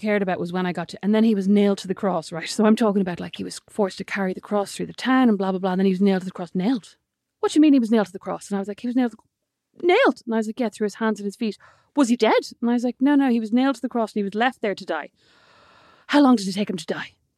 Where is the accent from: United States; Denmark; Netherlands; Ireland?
Ireland